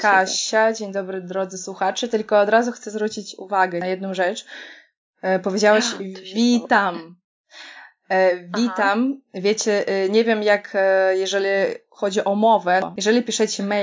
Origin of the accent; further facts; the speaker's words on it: Kaliningrad, Kaliningrad Oblast, Russia; Polish is a second language; now in Poland; pochodzę z Kaliningradu, czy tam z Królewca